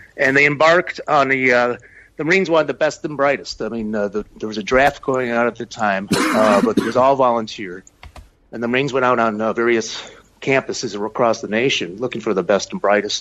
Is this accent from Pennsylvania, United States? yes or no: no; Chicago, Illinois, United States; moved away; also born or lived in Minnesota; I'm originally from Chicago